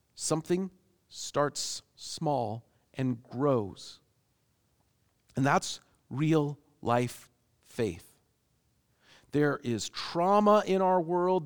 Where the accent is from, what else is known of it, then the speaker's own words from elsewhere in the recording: Seattle, Washington, United States; growing up in Seattle